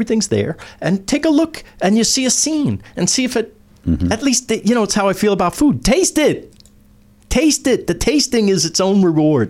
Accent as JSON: {"language": "English", "region": "New York", "country": "United States", "tie": "born or raised there", "said": "I'm from New York"}